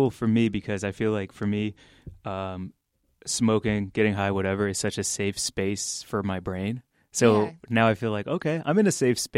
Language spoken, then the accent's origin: English; St. Louis, Missouri, United States; St. Louis, Missouri.